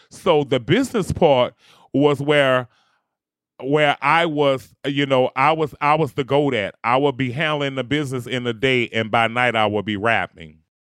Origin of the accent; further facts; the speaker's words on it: New Orleans, Louisiana, United States; I'm from New Orleans, Louisiana, and I am a bounce music superstar.